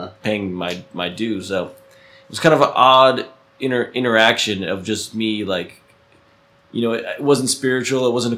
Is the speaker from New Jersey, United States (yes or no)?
yes; New Jersey, United States; It turns out that an apartment I used to rent in New Jersey, in my hometown, he was my landlord.